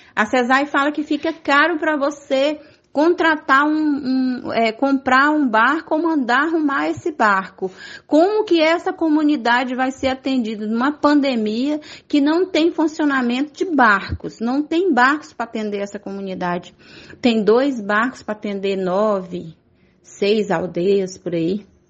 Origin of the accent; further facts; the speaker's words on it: Brazil; não só como indígena, mas como brasileira